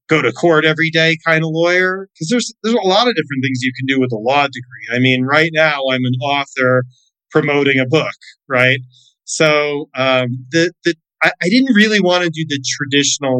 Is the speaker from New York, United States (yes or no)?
no; Florida, United States; I grew up in Florida